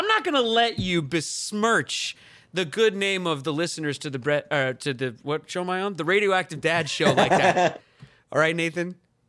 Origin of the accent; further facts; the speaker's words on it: Long Island, New York, United States; We're from Long Island, New York.